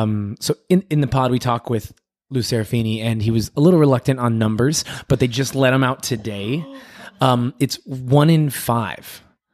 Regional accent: London, United Kingdom; he was running, and I'm from London, and I saw him take a turn

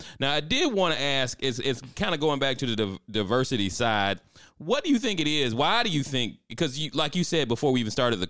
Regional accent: the South, United States; Hey, I'm from the South, so we played football. We played football, we played basketball, we played baseball.

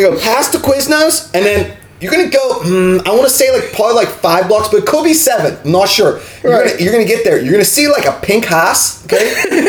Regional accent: Pittsburgh, Pennsylvania, United States; accent: Pittsburgh; also born or lived in New York; I'm from Pittsburgh, right?

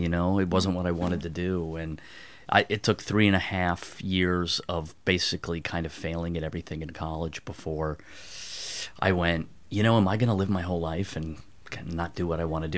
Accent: outside Philadelphia, Pennsylvania, United States; moved away; also born or lived in Evanston, Illinois / New York; I grew up outside Philadelphia

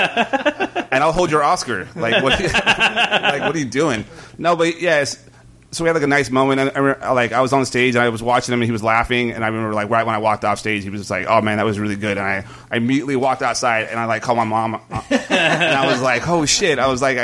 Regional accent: Bay Area, California, United States; we're from the Bay Area

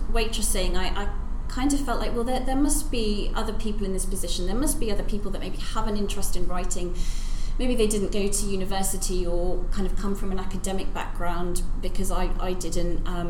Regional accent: Norwich, East of England, United Kingdom; born there; yeah, I was born

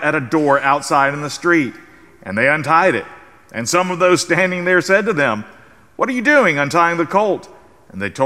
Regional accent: South Carolina, United States; now in San Antonio, United States; the South Carolina Gamecocks from my home state

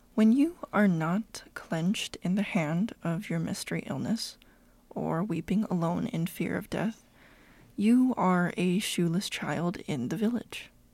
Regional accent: California, United States; I was born and raised in the California sunshine

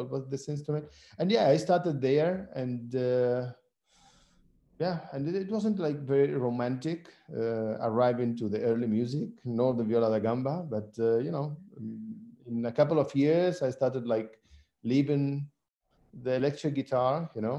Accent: Seville, Andalusia, Spain; born there; English is a second language; also born or lived in Syria; So I was born here in Spain, in Seville. Mm-hmm. And after I spent like 10 years in Syria. I lived there for 10 years with my grandmother.

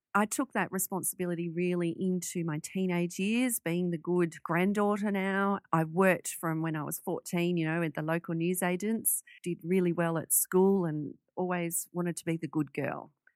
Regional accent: Sydney, New South Wales, Australia; we moved from Western Sydney onto the North Shore of Sydney

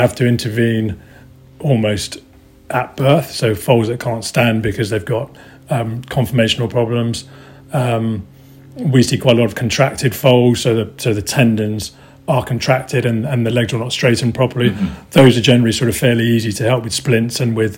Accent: Portugal; moved away; also born or lived in Newmarket; I'm originally from Portugal

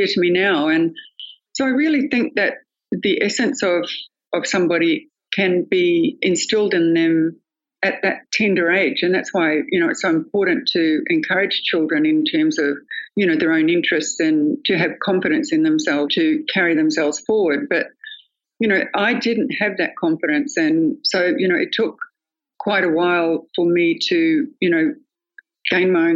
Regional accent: North Queensland, Australia; I was born in North Queensland and grew up on a cattle station, a 32,000 acre cattle station, way out bush

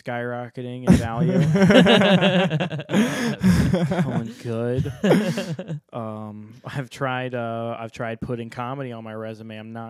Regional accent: Glen Burnie, Maryland, United States; I hail from Glen Burnie, Maryland.

